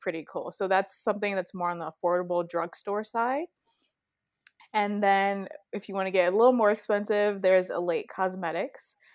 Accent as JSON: {"language": "English", "town": "Chicago", "region": "Illinois", "country": "United States", "tie": "born or raised there", "said": "I'm from Chicago. I grew up on the south side of Chicago"}